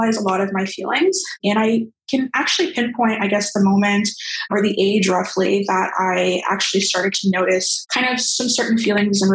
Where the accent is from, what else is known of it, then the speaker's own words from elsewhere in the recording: Brampton, Ontario, Canada; now in Toronto, Canada; I currently reside in Toronto. Originally, I'm from Brampton, pretty much where I grew up.